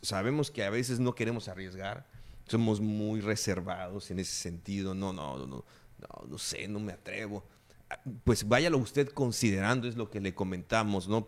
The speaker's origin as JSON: {"language": "Spanish", "region": "Campeche", "country": "Mexico", "tie": "born or raised there", "said": "de toda la gente que nacimos y que vivimos en esta región, los, de, los que somos de Campeche"}